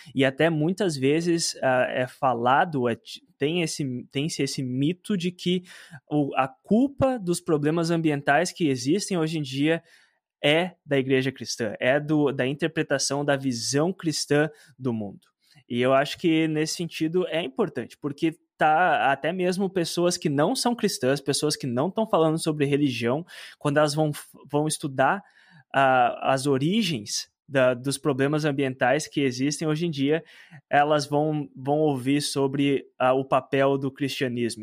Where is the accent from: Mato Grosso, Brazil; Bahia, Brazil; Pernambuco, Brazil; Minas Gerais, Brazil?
Mato Grosso, Brazil; eu, eu me criei no Mato Grosso.